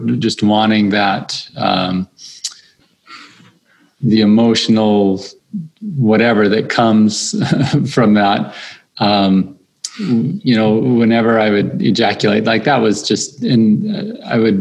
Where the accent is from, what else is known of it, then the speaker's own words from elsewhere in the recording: St. George, Utah, United States; I grew up in St. George